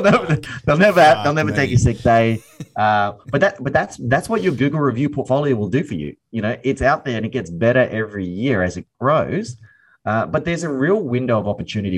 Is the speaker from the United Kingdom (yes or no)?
no; Brisbane, Queensland, Australia; born and raised here in Brisbane, Australia